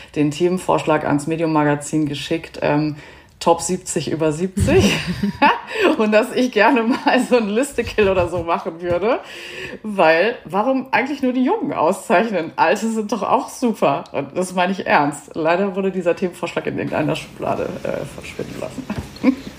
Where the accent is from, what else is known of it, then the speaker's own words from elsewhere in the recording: Germany; als Deutsche